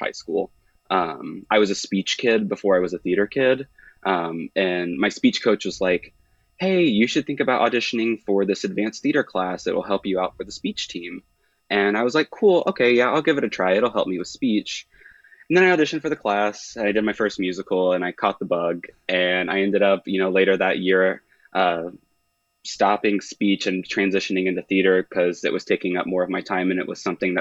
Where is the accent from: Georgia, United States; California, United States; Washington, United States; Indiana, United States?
Indiana, United States; Indianapolis; I'm from the Indianapolis area